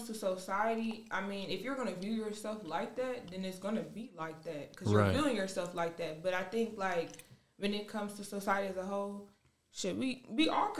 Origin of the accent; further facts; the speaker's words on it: Georgia, United States; moved away as an adult; now in Germany; I'm from Georgia.